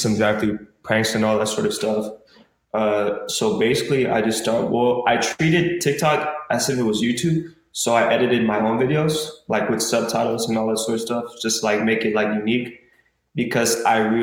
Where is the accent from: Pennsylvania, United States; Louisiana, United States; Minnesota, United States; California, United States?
California, United States; Arcadia; I was born in the race in Arcadia. My whole life I was growing up there